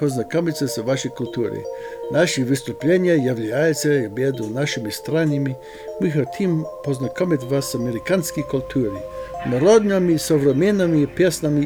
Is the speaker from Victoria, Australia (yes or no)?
no; Canberra, Australian Capital Territory, Australia; first language Lithuanian; English is a second language; moved away as an adult; now in Idaho, United States; I was born in Canberra, Australia. And my parents were both Lithuanian. They came to Australia after the Second World War as refugees. And so for me, my first language was Lithuanian, spoken at home. And I grew up very much with a flavor and a culture of Lithuania